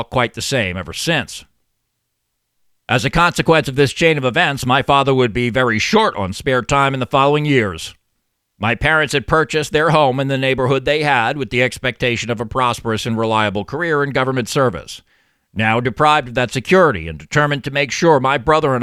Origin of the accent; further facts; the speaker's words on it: Long Island, New York, United States; the upper-middle-class suburban neighborhood where I grew up on Long Island